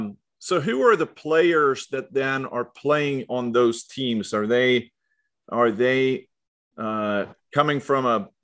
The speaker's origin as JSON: {"language": "English", "town": "Leksand", "region": "Dalarna County", "country": "Sweden", "tie": "born or raised there", "moved": "yes", "said": "I grew up in Lexand, or right outside of Lexand in Lindberg."}